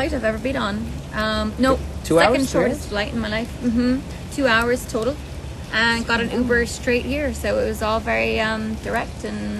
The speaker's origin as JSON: {"language": "English", "country": "Ireland", "tie": "born or raised there", "moved": "yes", "said": "I grew up in Ireland when Ryanair was at its peak."}